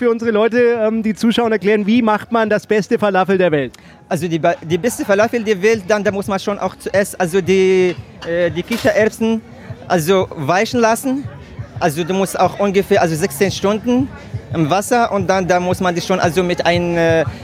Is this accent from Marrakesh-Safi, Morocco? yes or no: yes; Marrakesh, Marrakesh-Safi, Morocco; Ich komme aus Marrakesch, ja genau.